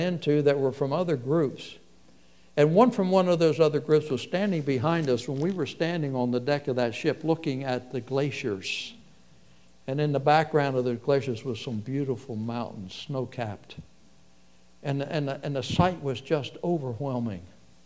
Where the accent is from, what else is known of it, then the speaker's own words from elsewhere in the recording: United States; you and I grew up in America when things were different